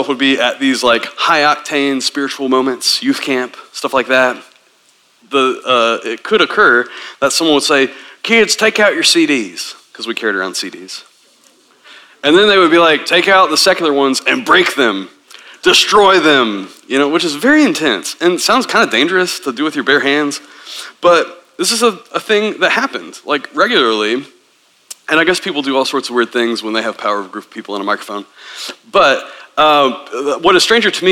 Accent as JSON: {"language": "English", "region": "Tennessee", "country": "United States", "tie": "born or raised there", "said": "I grew up in Tennessee as a Southern Baptist"}